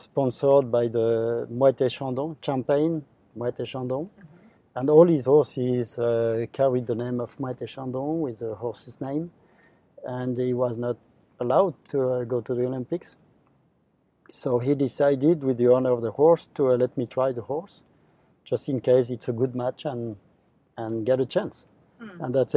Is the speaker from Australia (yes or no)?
no; France; my home country in France